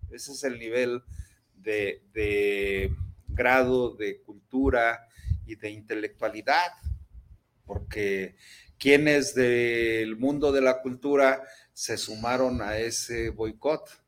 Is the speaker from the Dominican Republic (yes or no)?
no; Jalisco, Mexico; Nosotros los que somos jaliscienses, universitarios, nos sentimos orgullosos de eso